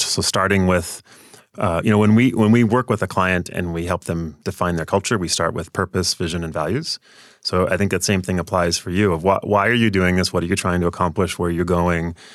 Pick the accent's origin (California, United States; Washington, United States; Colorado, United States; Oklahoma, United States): Washington, United States; near Portland; also born or lived in Seattle area, Washington; I grew up, though, down near Portland, Oregon, right across the Columbia River in Washington still